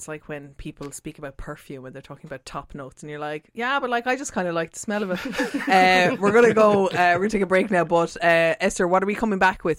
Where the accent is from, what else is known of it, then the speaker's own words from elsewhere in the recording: Munich, Bavaria, Germany; born there; Also, I was born in Munich and our next beer is from Bavaria.